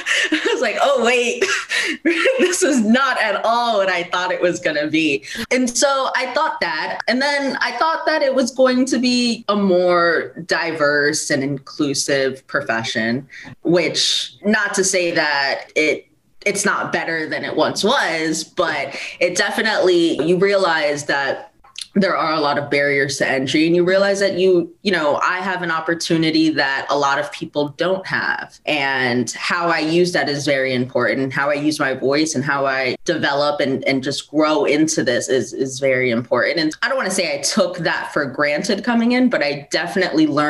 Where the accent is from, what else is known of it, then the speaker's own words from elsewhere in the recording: South Florida, United States; moved away as an adult; now in New York, United States; I was born in New York and I moved to Florida at a young age, and I was raised almost entirely in South Florida